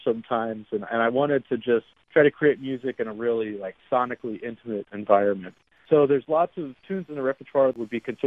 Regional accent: Columbus, Ohio, United States; moved away as an adult; also born or lived in Youngstown, Ohio / Akron, Ohio / Cleveland, Ohio; now in New York, United States; I grew up in Columbus.

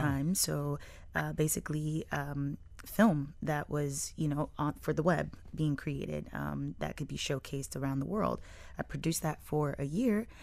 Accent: Miami, Florida, United States; We grew up in Brownsville

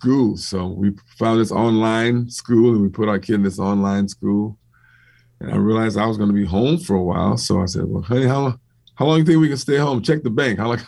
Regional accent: Compton, California, United States; also born or lived in Gardena; when I grew up in Compton

